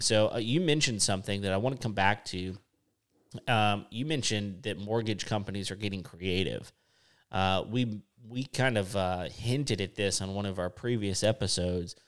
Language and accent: English; West Texas, United States; moved away; I grew up in West Texas